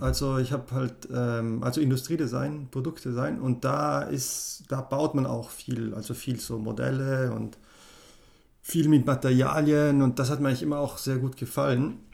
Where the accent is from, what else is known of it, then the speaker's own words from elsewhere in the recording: South Tyrol, Trentino-Alto Adige, Italy; first language German; moved away; also born or lived in Innsbruck; Südtirol und eben bin halt in Deutsch aufgewachsen, aber, aber mein Aha. Pass ist italienisch auf jeden Fall.